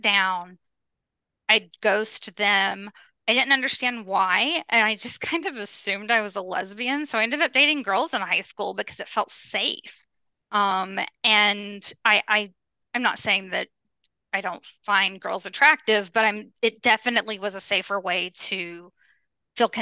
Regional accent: Birmingham, Alabama, United States; I grew up in Alabama

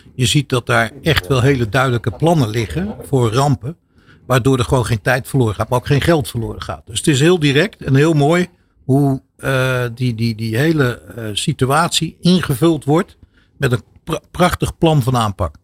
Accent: Netherlands; also born or lived in Turkey (ancestry); wij als Nederlanders hè, en als Turkse Nederlanders

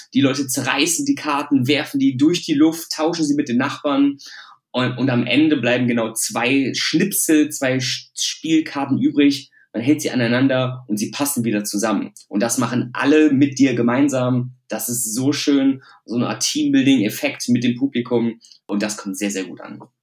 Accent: Düsseldorf, North Rhine-Westphalia, Germany; also born or lived in Hilden; ich komme aus Düsseldorf

